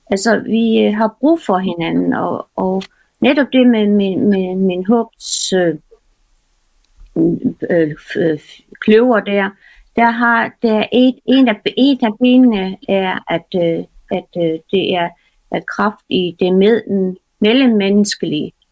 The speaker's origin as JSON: {"language": "Danish", "country": "Faroe Islands", "moved": "yes", "lives_now": "Denmark", "said": "jeg kommer jo fra Færøerne, og vi, øh, vi øh, vi flyttede øh, lige præcis på det tidspunkt fra færgerne til, til Danmark"}